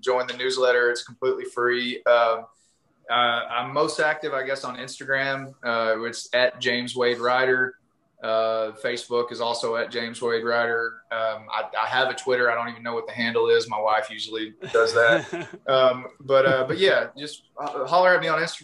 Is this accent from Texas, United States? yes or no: yes; East Texas, United States; I grew up in East Texas, like, you know, when I drink, I get a pretty heavy accent myself